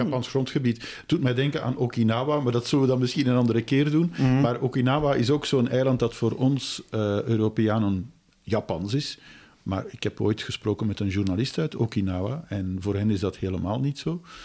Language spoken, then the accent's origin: Dutch; Belgium; wij als Belgen